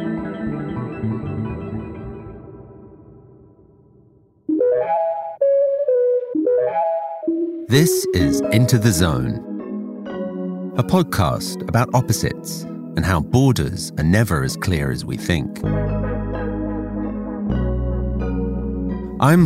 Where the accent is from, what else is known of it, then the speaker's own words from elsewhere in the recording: England, United Kingdom; I grew up in England